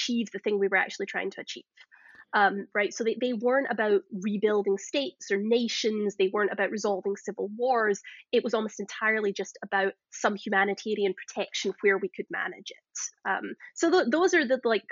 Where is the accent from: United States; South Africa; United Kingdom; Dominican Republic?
United Kingdom; Glasgow, Scotland; moved away; if you can't tell from my accent, I'm Scottish originally. I came from Glasgow